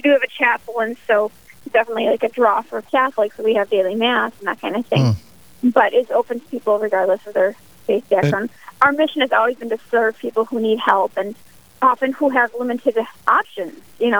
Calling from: West St. Paul, Minnesota, United States; I'm tuning in from West St. Paul, Minnesota, presently.

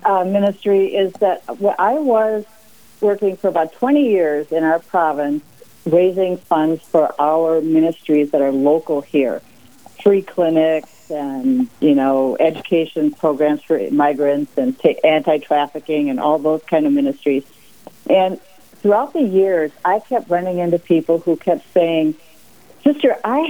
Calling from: St. Paul, Minnesota, United States; St. Paul, Minnesota.

